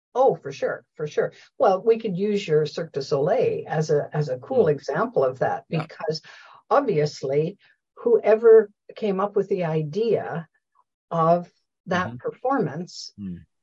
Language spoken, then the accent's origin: English; Canada; we say process or process in Canada